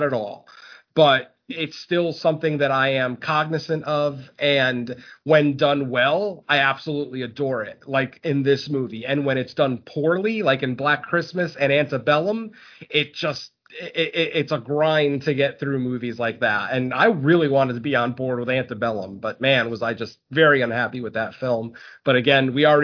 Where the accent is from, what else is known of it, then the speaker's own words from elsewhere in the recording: Connecticut, United States; I am from Connecticut.